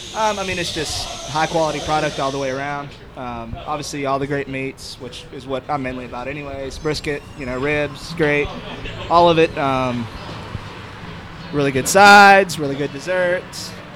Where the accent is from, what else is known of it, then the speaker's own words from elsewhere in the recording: Texas, United States; I grew up in Texas